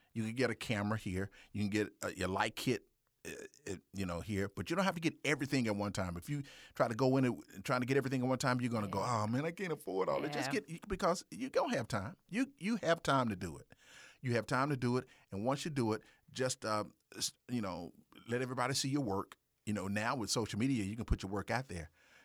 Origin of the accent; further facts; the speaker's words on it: Mississippi, United States; So me and this guy, okay, we're from Mississippi now.